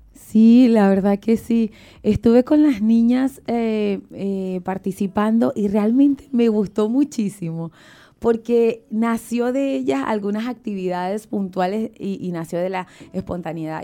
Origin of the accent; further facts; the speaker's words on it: Ocumare de la Costa de Oro, Aragua, Venezuela; moved away; el pueblo donde yo nací, Ocumare de la Costa de Oro